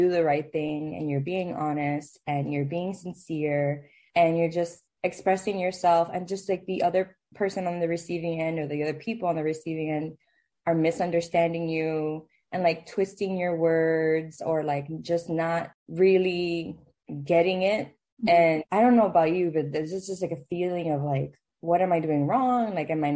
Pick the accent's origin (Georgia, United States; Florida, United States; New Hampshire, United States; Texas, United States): Florida, United States; Miami; moved away; I grew up in Miami, where, like, the Hispanics are not really the minority